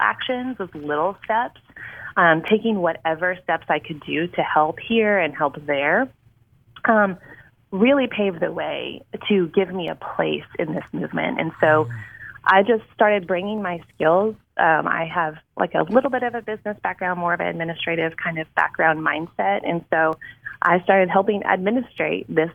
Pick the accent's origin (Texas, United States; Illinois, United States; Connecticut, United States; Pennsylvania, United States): Texas, United States; Houston; am not a native Texan, but I moved here when I was a child, so I consider myself one. I kind of grew up in the Houston Metroplex, here and there and everywhere